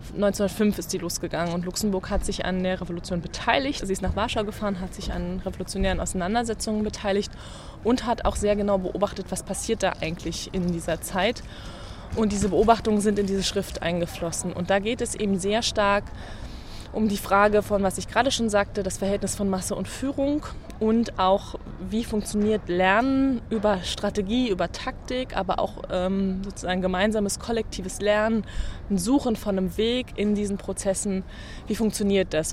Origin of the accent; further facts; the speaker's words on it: East Germany, Germany; Ich bin in der DDR geboren